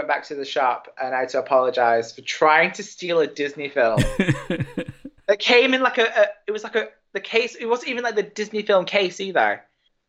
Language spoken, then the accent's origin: English; England, United Kingdom; also born or lived in Ireland / Gibraltar / United States; I was born and raised in England